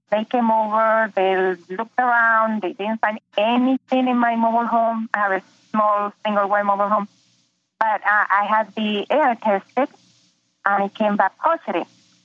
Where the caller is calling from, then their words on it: Ocala, Florida, United States; I'm from Ocala, Florida.